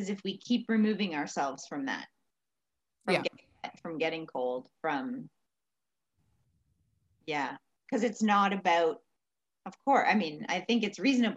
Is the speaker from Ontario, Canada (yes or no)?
yes; Ontario, Canada; moved away; I grew up in Ontario